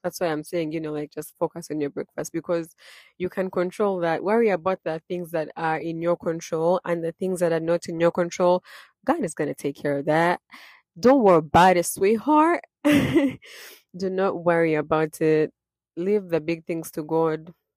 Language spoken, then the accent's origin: English; Uganda; born and raised in Uganda, I was raised Christian